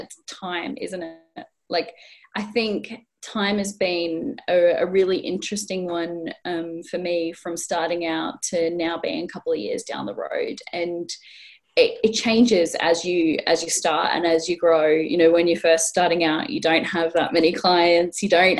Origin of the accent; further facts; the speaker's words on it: Australia; now in North East England, United Kingdom; I'm not originally from the Northeast. This isn't a Geordie accent. I was born in Australia